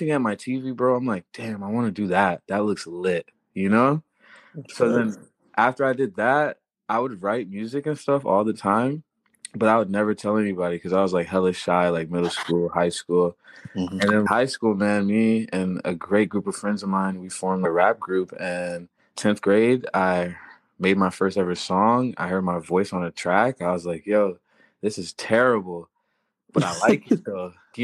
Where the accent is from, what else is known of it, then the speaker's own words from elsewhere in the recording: Florida, United States; moved away; also born or lived in Haiti / Los Angeles; I'm from Florida, born in Haiti